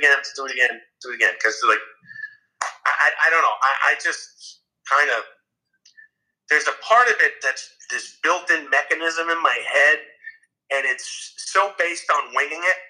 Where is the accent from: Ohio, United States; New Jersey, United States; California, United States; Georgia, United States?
New Jersey, United States; Growing up in Jersey, I had a really great high school theater program.